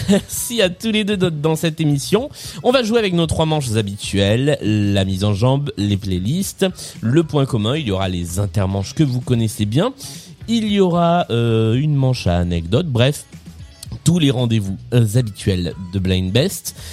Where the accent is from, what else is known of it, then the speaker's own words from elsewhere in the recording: Lyon, Auvergne-Rhône-Alpes, France; euh, je suis lyonnais, je suis, euh, prof, hein, je sais, je suis bientôt en vacances. Je suis prof de physique chimie euh, sur Lyon